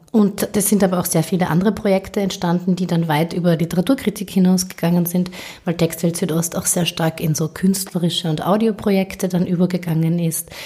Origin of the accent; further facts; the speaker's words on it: Carinthian Slovene, Austria; als Kärntner Slowenien